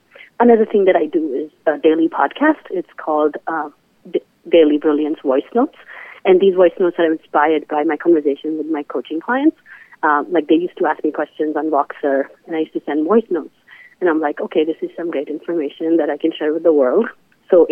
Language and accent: English; India; moved away as an adult; now in United States; I come from India